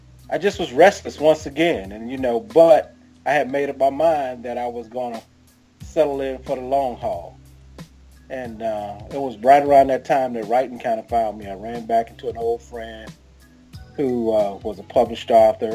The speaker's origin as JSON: {"language": "English", "town": "Jacksonville", "region": "Florida", "country": "United States", "also_born_or_lived": "Atlanta, Georgia", "moved": "as an adult", "lives_now": "St. Louis, United States", "said": "I'm originally from Jacksonville, Florida"}